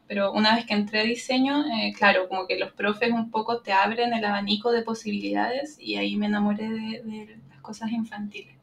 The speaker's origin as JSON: {"language": "Spanish", "town": "Santiago", "region": "Santiago Metropolitan Region", "country": "Chile", "tie": "born or raised there", "said": "yo estoy en mi ciudad natal, en Santiago de Chile"}